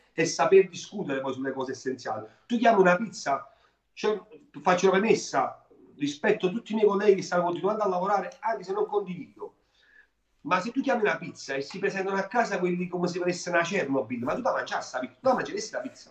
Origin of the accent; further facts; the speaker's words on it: Naples, Campania, Italy; io napoletano